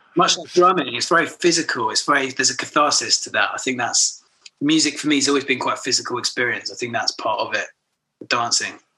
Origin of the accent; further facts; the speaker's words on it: Horsham, South East England, United Kingdom; also born or lived in Brighton; grew up in Horsham in Sussex, West Sussex